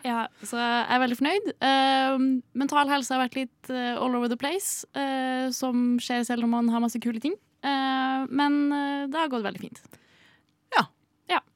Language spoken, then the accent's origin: Norwegian; Trondheim, Trøndelag, Norway; now in Oslo, Norway; jeg er eh, en trønder